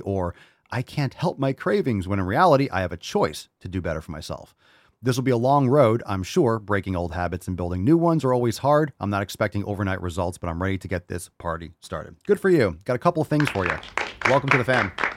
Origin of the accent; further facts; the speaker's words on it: Connecticut, United States; also born or lived in New York / Pennsylvania; now in Florida, United States; I grew up in Connecticut.